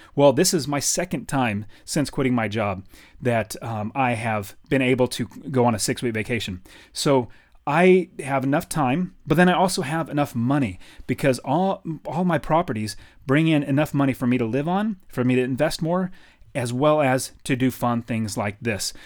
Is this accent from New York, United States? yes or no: no; Fresno, California, United States; moved away as an adult; now in Phoenix, United States; I grew up in Fresno, California.